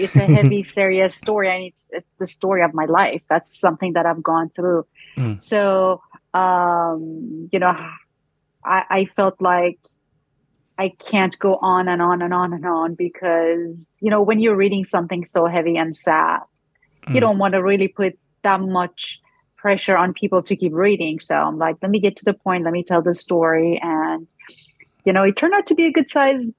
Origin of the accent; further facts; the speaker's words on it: Iran; English is a second language; moved away as an adult; now in United States; my journey growing up in Iran